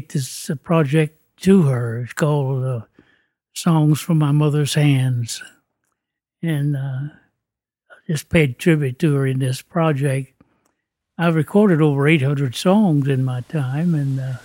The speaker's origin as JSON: {"language": "English", "area": "Shenandoah Valley", "region": "Virginia", "country": "United States", "tie": "born or raised there", "said": "I was raised up in the Shenandoah Valley, Virginia, right in the heart of the valley, near the foot of the Blue"}